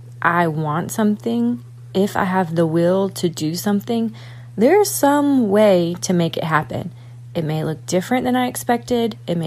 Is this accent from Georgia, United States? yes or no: yes; Atlanta, Georgia, United States; from Atlanta